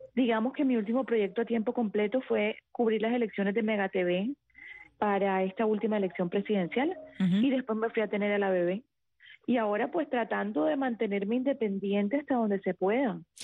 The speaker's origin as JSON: {"language": "Spanish", "town": "Cartagena", "region": "Bolívar", "country": "Colombia", "said": "Yo soy costeña, yo soy de Cartagena, Colombia"}